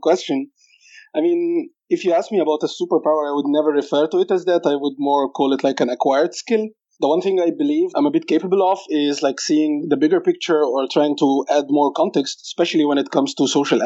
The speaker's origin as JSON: {"language": "English", "town": "Cairo", "region": "Cairo Governorate", "country": "Egypt", "tie": "born or raised there", "moved": "as an adult", "said": "I grew up in Cairo in Egypt"}